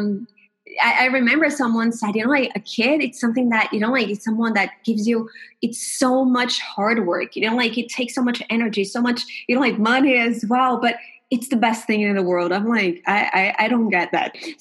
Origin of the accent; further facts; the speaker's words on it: Brazil; I'm from Brazil